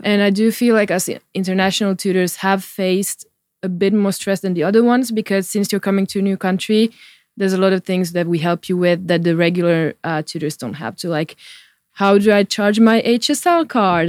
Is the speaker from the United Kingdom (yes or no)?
no; Porvoo, Uusimaa, Finland; it's my hometown